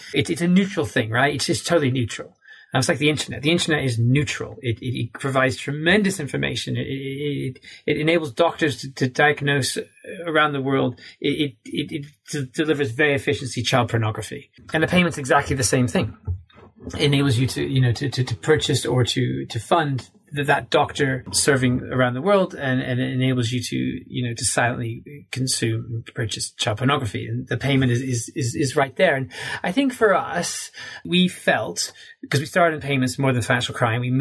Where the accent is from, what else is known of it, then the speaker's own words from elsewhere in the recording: United States; as an American